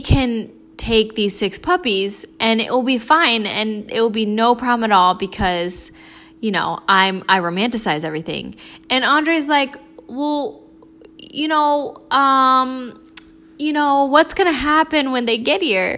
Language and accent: English; Florida, United States; I'm from Florida